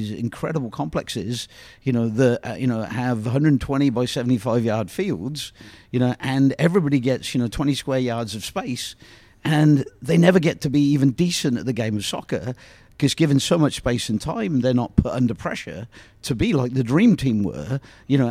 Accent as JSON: {"language": "English", "region": "England", "country": "United Kingdom", "tie": "born or raised there", "moved": "yes", "lives_now": "Kansas City, United States", "said": "Growing up in England"}